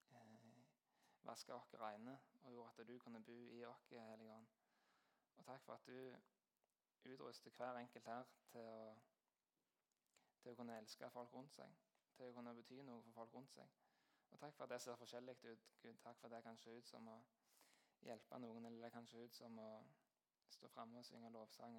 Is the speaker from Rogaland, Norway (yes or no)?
yes; Jæren, Rogaland, Norway